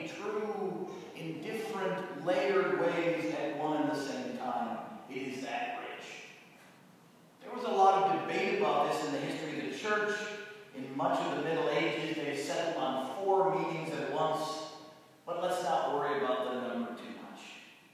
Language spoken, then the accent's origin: English; New England, United States; I come from New England. My father was a doctor